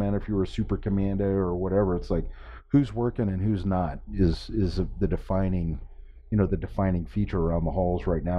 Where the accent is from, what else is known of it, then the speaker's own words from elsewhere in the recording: Nebraska, United States; born there; I was born in Nebraska and so there's nothing but farm country out there.